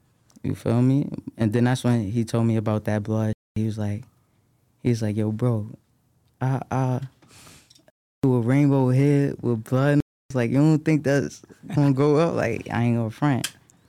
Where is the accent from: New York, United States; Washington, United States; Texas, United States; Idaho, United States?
New York, United States; Like, that's regular in New York. Like, when you growing up in New York, bro, like, if you outside, if you in the streets, that's regular, bro.